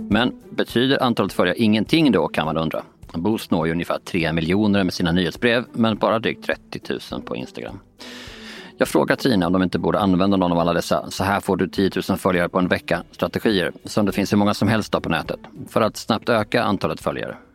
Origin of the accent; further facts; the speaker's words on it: Båstad, Skåne, Sweden; Jag är uppvuxen i och utanför Båstad